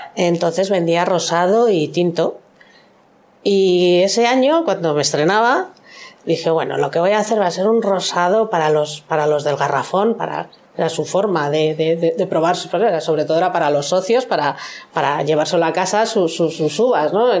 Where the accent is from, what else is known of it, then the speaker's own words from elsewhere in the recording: Madrid, Community of Madrid, Spain; moved away as an adult; now in Navarre, Spain; Yo soy de Madrid, me vine a vivir a Navarra